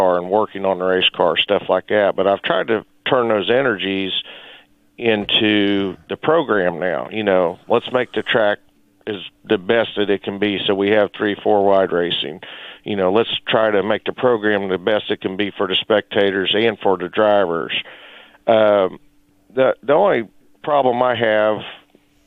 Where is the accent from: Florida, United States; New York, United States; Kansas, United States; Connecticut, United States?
Kansas, United States; Chanute; I grew up in Chanute, and my father raced at Humboldt Speedway when I was a kid